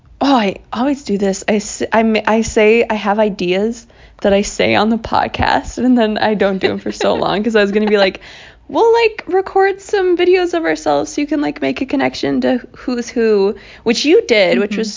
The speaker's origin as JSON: {"language": "English", "region": "Minnesota", "country": "United States", "accent": "Minnesota", "said": "that's my Minnesota accent, as you can tell."}